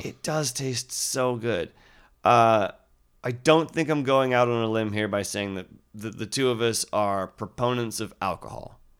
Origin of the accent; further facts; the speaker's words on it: Yeovil, South West England, United Kingdom; moved away; When I was a child, I grew up in the United Kingdom, and there was one fast food restaurant in our town